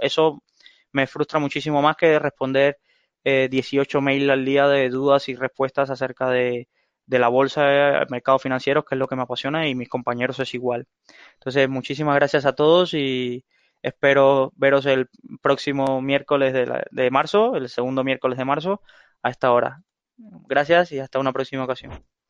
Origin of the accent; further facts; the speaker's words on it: Cuba; moved away as an adult; now in Spain; soy de Cuba, viví veinte años ahí